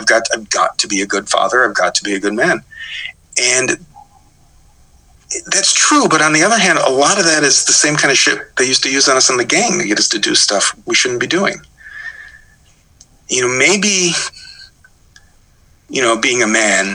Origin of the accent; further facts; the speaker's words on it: Midwest, United States; moved away; I was from the Midwest. You know, I could tell you the various, you know, brand, you know, the various kinds of corn we used to feed cows